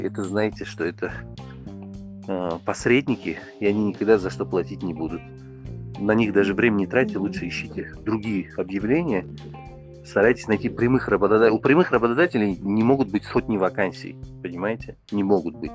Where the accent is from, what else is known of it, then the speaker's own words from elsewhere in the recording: Tajikistan; я из Таджикистана